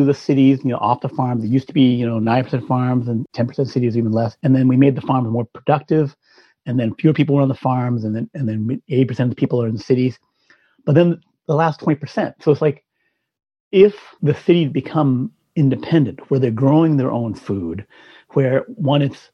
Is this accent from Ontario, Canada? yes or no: no; Saskatchewan, Canada; moved away; I was from Canada in, you know, the Midwest, Saskatchewan